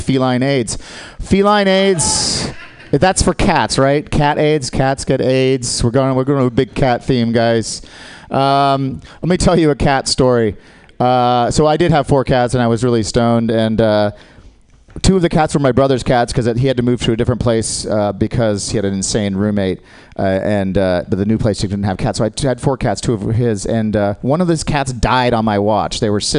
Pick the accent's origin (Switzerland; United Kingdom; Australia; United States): Australia; I'm Australian, guys. I'm not with them.